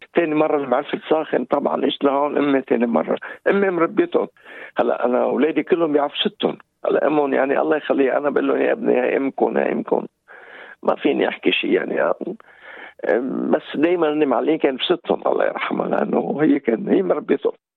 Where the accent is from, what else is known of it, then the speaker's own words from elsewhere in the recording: Lebanon; moved away as an adult; also born or lived in France; now in New Zealand; أنا لبناني جيت من لبنان 1986 قبل ما اجي على نيوزيلاند كنت عايش في لبنان